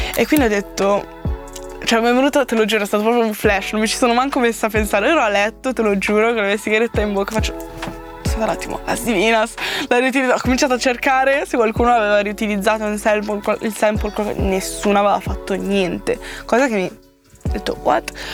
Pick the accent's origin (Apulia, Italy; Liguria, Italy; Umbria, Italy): Liguria, Italy; La Spezia; now in Milan, Italy; a casa mia, a Spezia